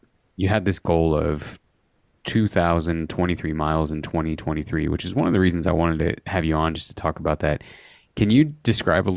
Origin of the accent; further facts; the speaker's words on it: Midwest, United States; growing up in the Midwest